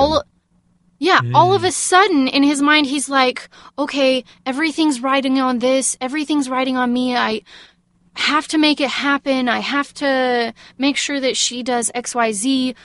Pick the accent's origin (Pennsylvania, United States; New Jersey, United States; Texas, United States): Texas, United States; I'm from Texas